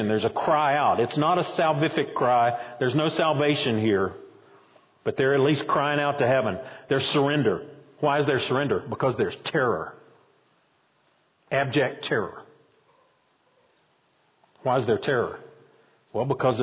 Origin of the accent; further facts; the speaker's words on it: Boone, North Carolina, United States; now in Roxboro, United States; when I was growing up in Boone, we kind of laughed at the folks down in Wilkes County